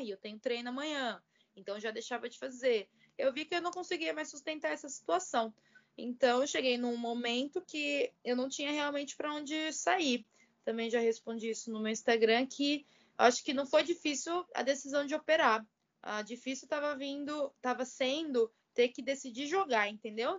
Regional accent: Barueri, São Paulo, Brazil; moved away as an adult; also born or lived in Poland / Italy; eu nasci em São Paulo, capital, mas quando eu fiz 10 anos de idade, é, a gente mudou aqui para Barueri

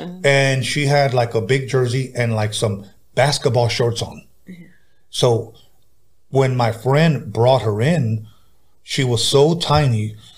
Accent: California, United States; I'm from everywhere, man, but I stay in San Diego.

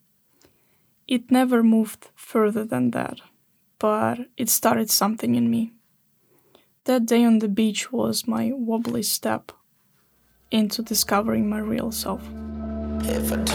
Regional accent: Odesa, Odesa Oblast, Ukraine; moved away as an adult; now in Sweden; I grew up in Odessa. It's a big city in the south of Ukraine, just by the Black Sea

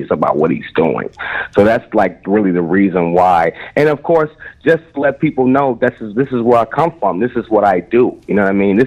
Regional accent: Chicago, Illinois, United States; I am a producer from Chicago.

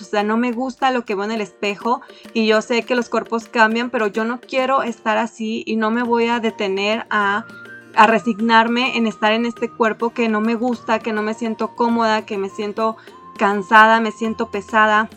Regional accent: Mexico; somos de México

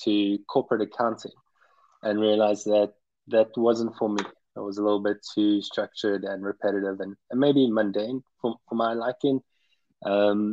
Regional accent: Pretoria, Gauteng, South Africa; moved away as an adult; also born or lived in Cape Town, South Africa / South Carolina, United States / New York City, United States / Netherlands; I was born and raised in Pretoria in South Africa.

